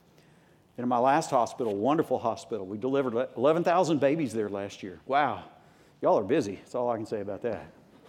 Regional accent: United States; I grew up in Tornado Alley right on the border of Arkansas, Oklahoma, and I did get over it. That is, being brought up there.

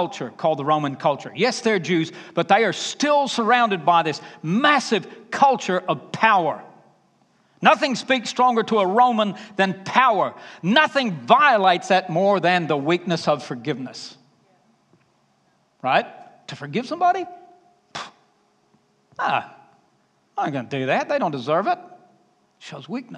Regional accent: Alabama, United States; You can pick up my accent, can't you? Because when I get back to Alabama, I'll just come home and say, y'all.

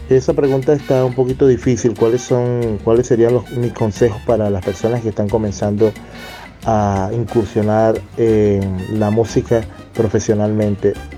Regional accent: Venezuela; moved away; mis coterráneos venezolanos es que salimos de Venezuela

